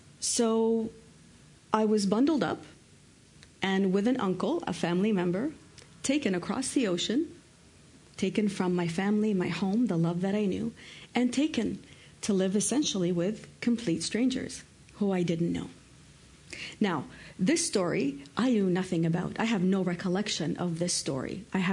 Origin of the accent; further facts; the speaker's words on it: Canada; also born or lived in Lebanon; Now, I was born in Canada. I actually lived most of my life in Canada, but as a child, I actually lived in Lebanon. My parents are Lebanese.